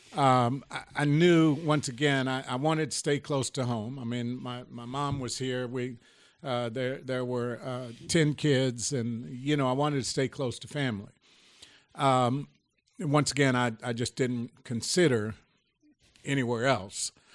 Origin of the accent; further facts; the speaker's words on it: Lexington, Kentucky, United States; we, we grew up in the, uh, housing precinct of, uh, Lexington